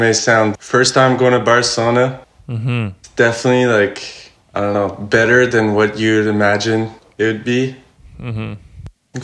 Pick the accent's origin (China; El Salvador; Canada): Canada; Montreal, Quebec; I was born and raised in Montreal